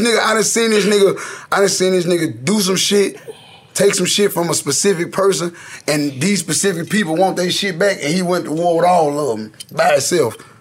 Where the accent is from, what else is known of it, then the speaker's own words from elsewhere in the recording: Memphis, Tennessee, United States; East Memphis was like for real, for real. Like I grew up in Walter Simmons